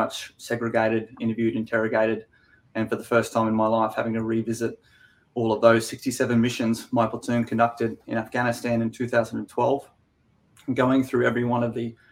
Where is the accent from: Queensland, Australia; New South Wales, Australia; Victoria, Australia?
Queensland, Australia; also born or lived in Canberra / United States; So I'm a Queenslander myself. I live here in Brizzy